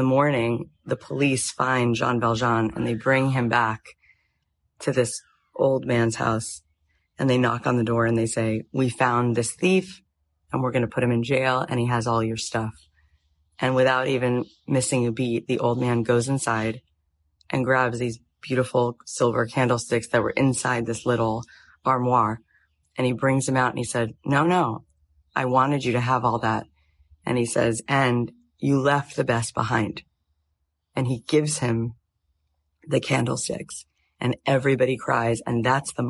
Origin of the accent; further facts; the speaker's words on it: Florida, United States; moved away as an adult; also born or lived in Jerusalem, Israel / Tallahassee, Florida; now in Los Angeles, United States; I grew up in Florida till I was 20